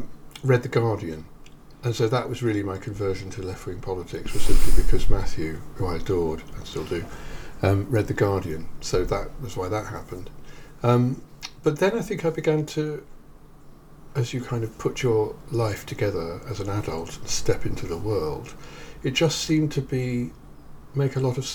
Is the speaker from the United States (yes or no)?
no; England, United Kingdom; I'm an English public school boy, ex-chorister.